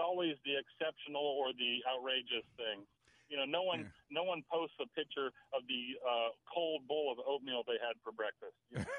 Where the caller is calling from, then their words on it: Maryland, United States; on the road in Maryland.